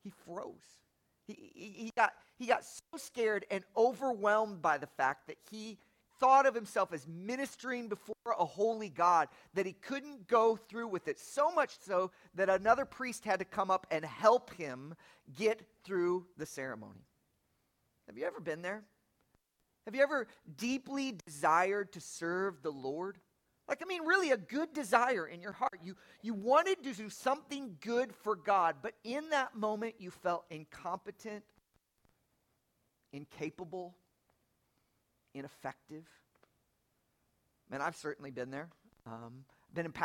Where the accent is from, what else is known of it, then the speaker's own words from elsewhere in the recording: Lafayette, Indiana, United States; moved away as an adult; also born or lived in South Bend, Indiana; now in Atlanta, United States; I have some pretty deep Indiana roots. I was born in Lafayette, right off the campus of Purdue